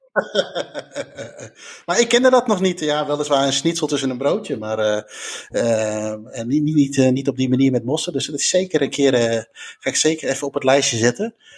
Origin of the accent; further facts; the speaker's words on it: Netherlands; we uit Nederland kwamen